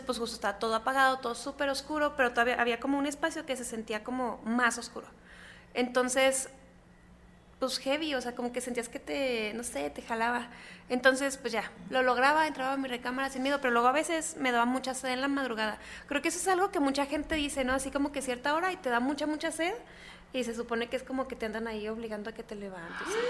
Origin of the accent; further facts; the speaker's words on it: Chihuahua, Mexico; en Chihuahua, que es de donde soy, yo vivía en casa de mis abuelos.